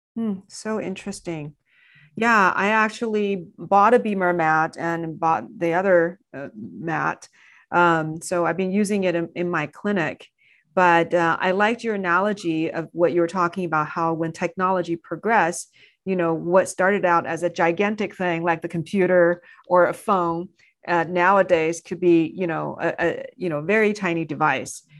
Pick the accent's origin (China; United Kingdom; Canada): China; moved away; growing up in China